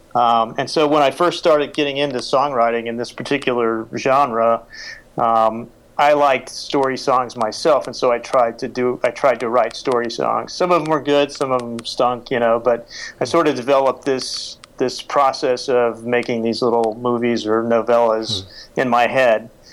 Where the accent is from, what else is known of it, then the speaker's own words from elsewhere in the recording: United States; also born or lived in Oklahoma / Texas; now in Washington, D.C., United States; I grew up in Oklahoma and Texas